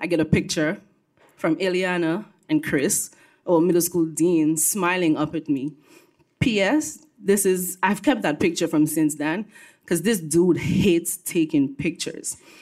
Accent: Dominica; also born or lived in Brooklyn, New York; now in New York, United States; I was born and raised on the island of Dominica, not to be confused with the Dominican Republic

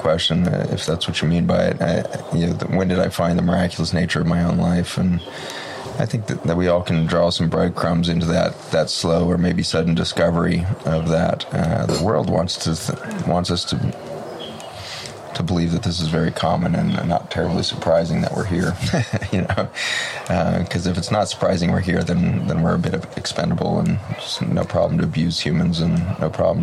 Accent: Boulder, Colorado, United States; I was born in Boulder, Colorado

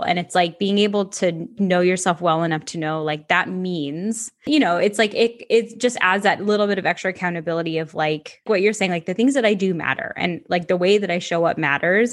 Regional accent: Ocala, Florida, United States; Ocala, Central Florida.

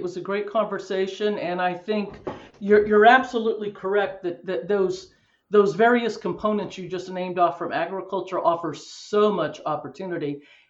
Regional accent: Colorado, United States; now in California, United States; I grew up in Colorado in the mountains.

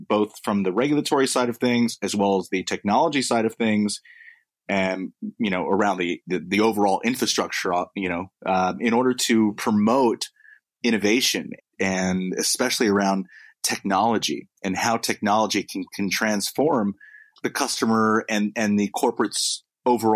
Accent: United States; accent: American; moved away as an adult; now in London, United Kingdom; my American accent. But I am a full blown British citizen

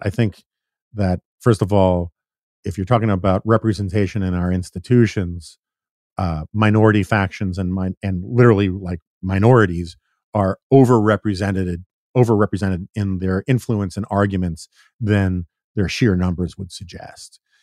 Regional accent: New York, United States; I grew up in New York in the nineteen seventies and eighties

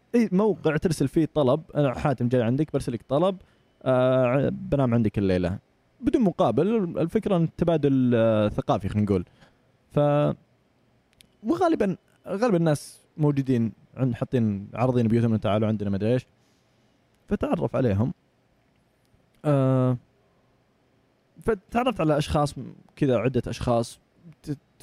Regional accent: Saudi Arabia; من السعودية

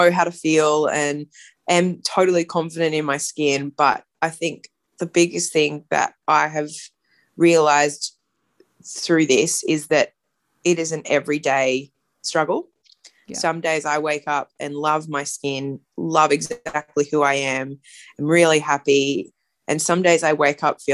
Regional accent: Brisbane, Queensland, Australia; now in Sydney, Australia; live in Sydney, but I grew up in Brisbane in Queensland

